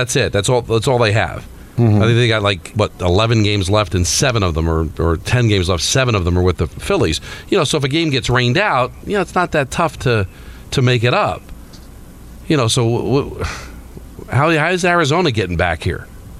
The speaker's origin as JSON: {"language": "English", "country": "Canada", "said": "Love it. I love being Canadian."}